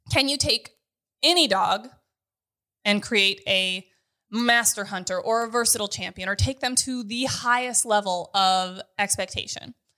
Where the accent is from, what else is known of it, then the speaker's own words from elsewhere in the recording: North Dakota, United States; I'm from North